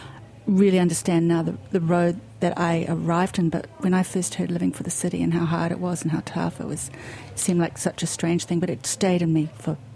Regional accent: New Zealand; now in New York, United States; I was born in New Zealand, miles away from anything to do with America.

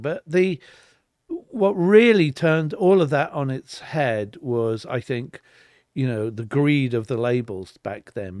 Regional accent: Weybridge, South East England, United Kingdom; born or raised there; moved away; also born or lived in Liverpool / London

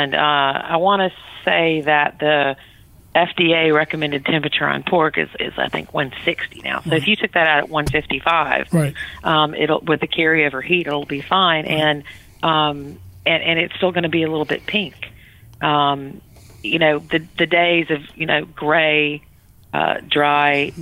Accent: Georgia, United States; moved away as an adult; also born or lived in Louisiana / Europe / England / New England; I was born in Georgia, grew up in Louisiana, and then back to Georgia basically for high school

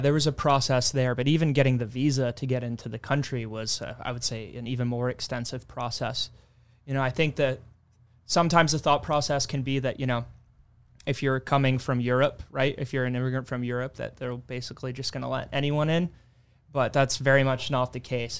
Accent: Kilmarnock, Scotland, United Kingdom; also born or lived in Texas; now in United States; growing up in Scotland, we had, you know, the school system as is

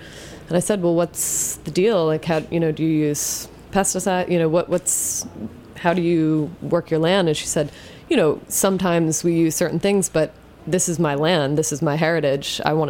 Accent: Jersey Shore, New Jersey, United States; Oh, I grew up in New Jersey. Okay. On the Jersey Shore.

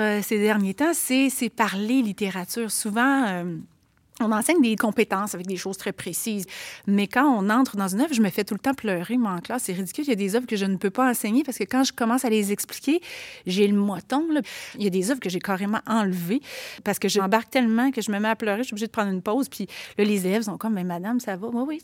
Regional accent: Quebec City, Quebec, Canada; accent: Limoilou diphthongs; je viens quand même d'un milieu qui n'était pas gentrifié à l'époque, le Limoilou, de il y a 40 ans

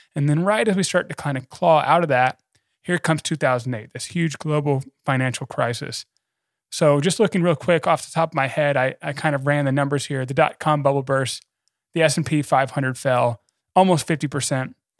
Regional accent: United States; I'm an American

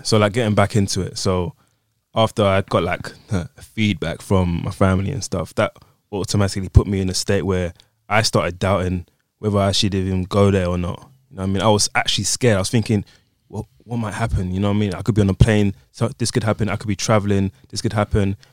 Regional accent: Nigeria; I'm Nigerian.

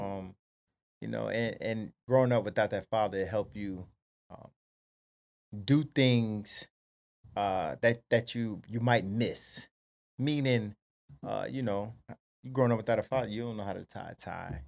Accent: Paterson, New Jersey, United States; born and raised Paterson, New Jersey

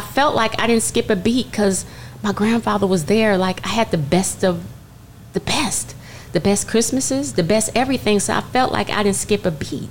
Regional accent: Culver City, California, United States; I'm growing up in Culver City

